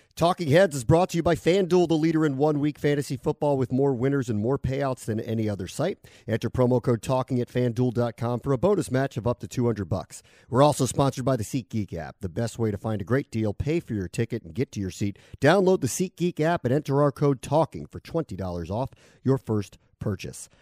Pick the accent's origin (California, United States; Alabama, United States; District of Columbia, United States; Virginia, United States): District of Columbia, United States; Washington; now in Connecticut, United States; I grew up in Washington